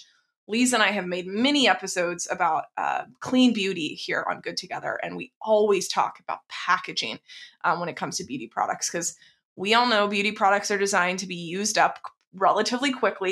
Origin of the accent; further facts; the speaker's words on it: Texas, United States; I grew up in Texas